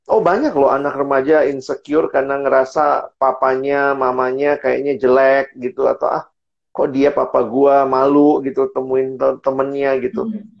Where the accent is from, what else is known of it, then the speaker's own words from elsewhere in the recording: Indonesia; born there; kenapa saya lahirnya di Indonesia, kenapa sih saya tinggalnya di eh, Lombok